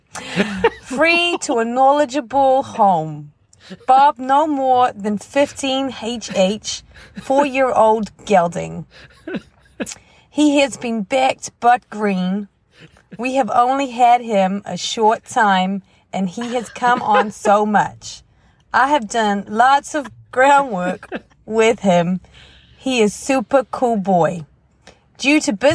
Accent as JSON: {"language": "English", "country": "New Zealand", "accent": "Kiwi", "said": "my Kiwi accent"}